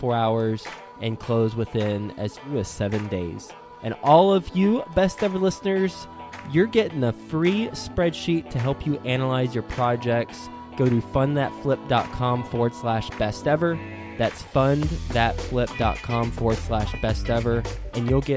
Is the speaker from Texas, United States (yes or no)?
yes; Texas, United States; I'm from Texas.